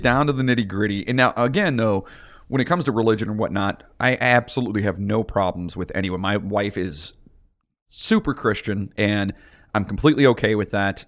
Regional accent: Lorain County, Ohio, United States; from our area, where we are from, uh, which is Lorain County

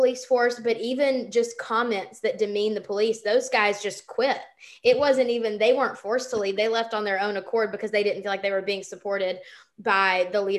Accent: Anniston, Alabama, United States; moved away; when I lived in Alabama growing up in Anniston, we would drive the hour over to Atlanta to go shopping

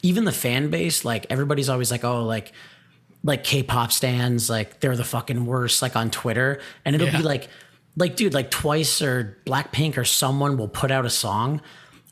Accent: Hamilton, Ontario, Canada; we're from Hamilton, like the Hamilton scene was fucking crazy.

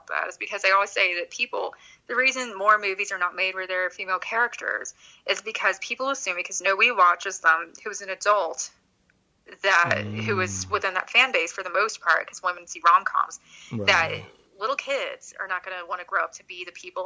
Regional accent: Midwest, United States; I'm from the Midwest

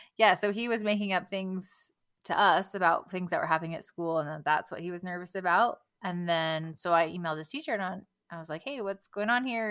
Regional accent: California, United States; since I grew up in California

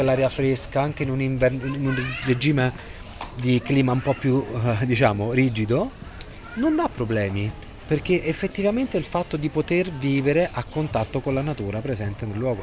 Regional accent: Rome, Lazio, Italy; moved away as an adult; now in Oslo, Norway; io vengo da Roma

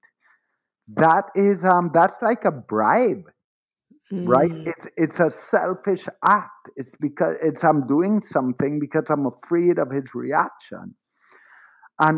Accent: Trinidad & Tobago; I was born in Trinidad to a father of Syrian and Middle Eastern ancestry and a mother of Irish and European ancestry. And I lived my entire life in Trinidad

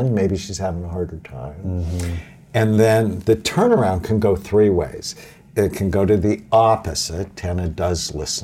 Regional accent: Los Angeles, California, United States; I grew up in Catholic school, I went to Our Lady of Grace Elementary School in Encino and then Crespi High School

